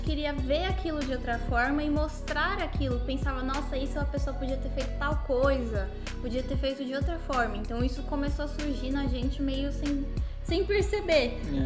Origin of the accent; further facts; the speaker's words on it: São Paulo, Brazil; moved away as an adult; now in Malta; a gente é de São Paulo